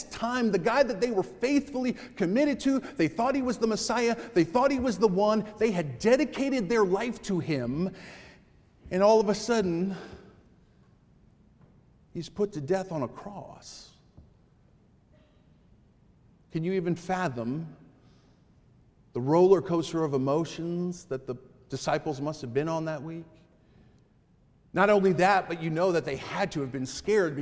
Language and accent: English; Connecticut, United States; as a kid from growing up in Connecticut